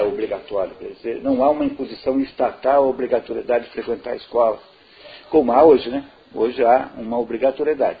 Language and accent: Portuguese; Brazil